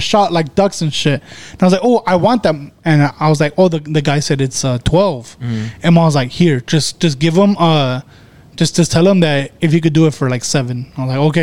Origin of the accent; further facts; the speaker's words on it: United States; I'm not from here. I'm from Estados Unidos